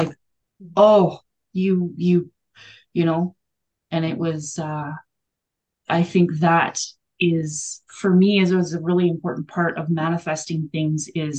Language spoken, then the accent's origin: English; Alberta, Canada; I grew up in Alberta, which is above Colorado